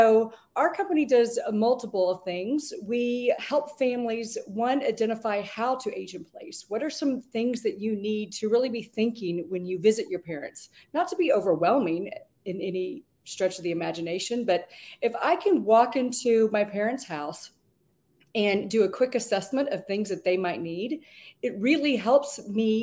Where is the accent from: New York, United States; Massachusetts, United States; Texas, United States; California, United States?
Texas, United States; Georgetown; I grew up in Georgetown when it was 16,000 people